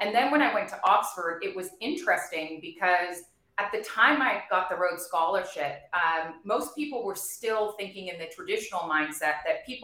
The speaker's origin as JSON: {"language": "English", "country": "Bermuda", "tie": "born or raised there", "also_born_or_lived": "Providence, United States / New York, United States", "moved": "as an adult", "said": "I was born and raised in Bermuda"}